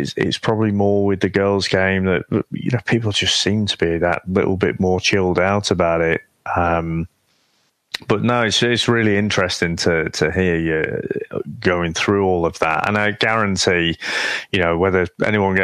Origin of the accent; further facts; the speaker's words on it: United Kingdom; we're pretty British